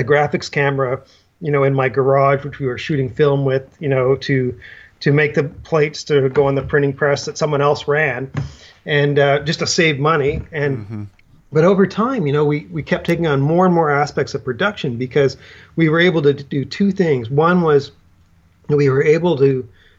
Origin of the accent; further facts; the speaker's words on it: New Brunswick, Canada; moved away as an adult; also born or lived in Ontario; I grew up in New Brunswick